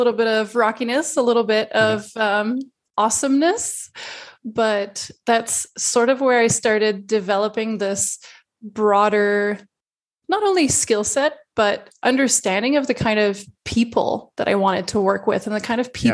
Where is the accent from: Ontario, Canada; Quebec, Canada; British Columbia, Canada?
Quebec, Canada; Montreal; also born or lived in Singapore; originally I'm from Montreal